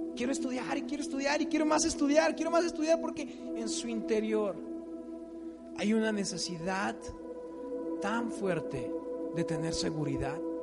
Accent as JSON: {"language": "Spanish", "country": "Mexico", "said": "típico mexicano"}